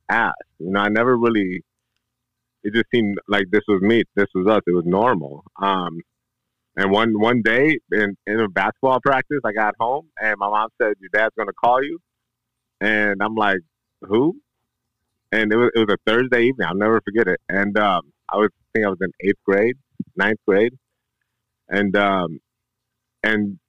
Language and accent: English; Detroit, Michigan, United States; moved away as an adult; I'm born and raised Detroit, Michigan